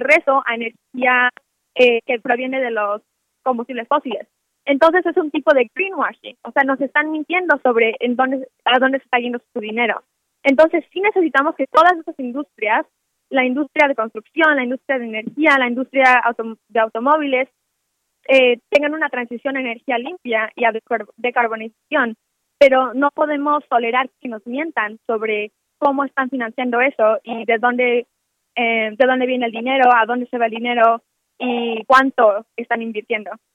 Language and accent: Spanish; Mexico